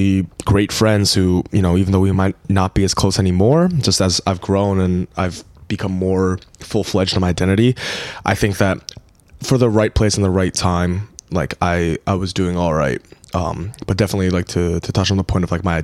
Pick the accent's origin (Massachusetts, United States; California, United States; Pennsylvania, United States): Pennsylvania, United States; Allentown; first language Korean; English is a second language; also born or lived in Korea; I grew up in Allentown, Pennsylvania, the fifth largest city in Pennsynsylvania.